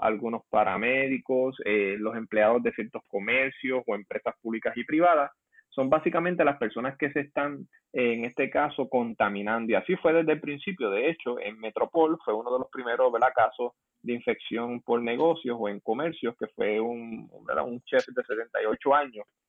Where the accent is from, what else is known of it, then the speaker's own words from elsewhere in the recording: Puerto Rico; nosotros como puertorriqueños